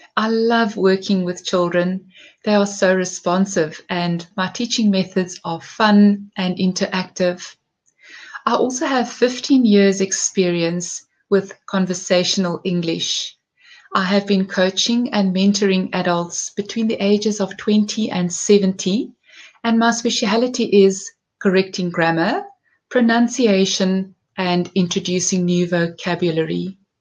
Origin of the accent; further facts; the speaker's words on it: South Africa; I am from South Africa.